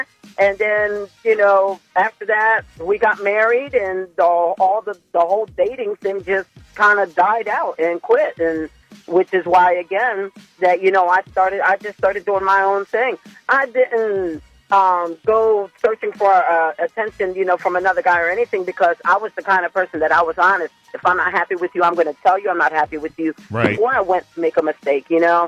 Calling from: Dagsboro, Delaware, United States; I'm calling from Dagsboro.

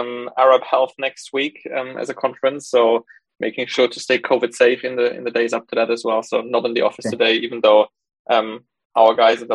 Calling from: Cambridge, East of England, United Kingdom; I'm calling in from Cambridge today.

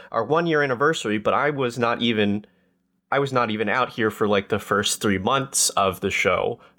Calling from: Pacific Northwest, United States; coming from uh you know, the Pacific Northwest.

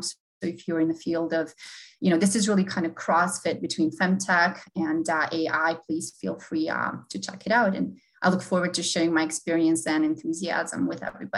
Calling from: Boston, Massachusetts, United States; I'm joining from the Boston area today.

